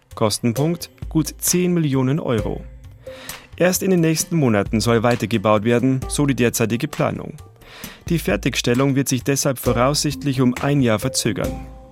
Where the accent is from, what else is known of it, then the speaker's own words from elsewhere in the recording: Roding, Bavaria, Germany; bei Roding, meiner Heimatstadt